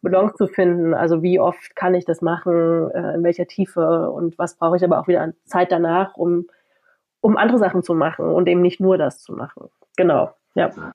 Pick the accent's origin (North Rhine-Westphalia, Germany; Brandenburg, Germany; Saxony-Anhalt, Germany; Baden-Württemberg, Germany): Saxony-Anhalt, Germany; Halle; moved away as an adult; now in Leipzig, Germany; ich komme aus Halle, wohne in Leipzig, äh, also ostsozialisiert.